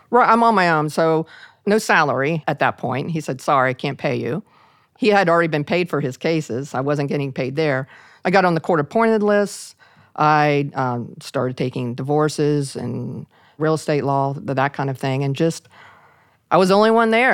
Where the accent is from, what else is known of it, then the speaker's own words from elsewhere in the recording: Parkersburg, West Virginia, United States; in my hometown of, a little town of Parkersburg, West Virginia.